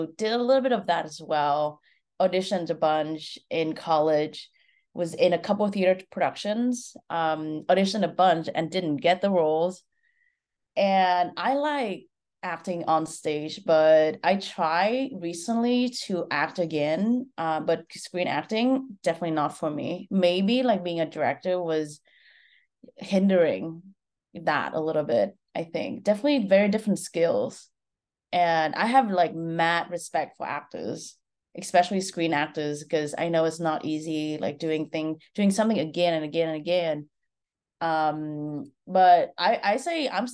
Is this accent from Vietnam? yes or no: yes; Vietnam; moved away as an adult; now in United States; I'm Vietnamese. I was born and raised in Vietnam